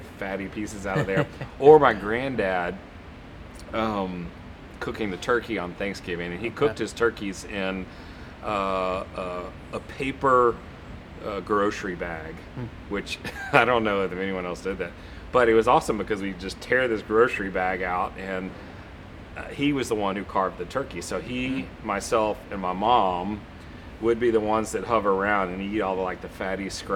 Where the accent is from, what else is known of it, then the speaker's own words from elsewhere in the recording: Texas, United States; moved away; also born or lived in Atlanta; growing up in Texas